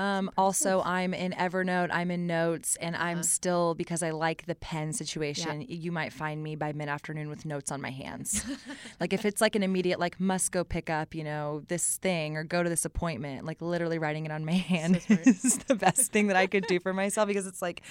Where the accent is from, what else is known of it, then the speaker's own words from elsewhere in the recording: Austin, Texas, United States; I grew up in Austin, mm-hmm. with Live Music Capital of the World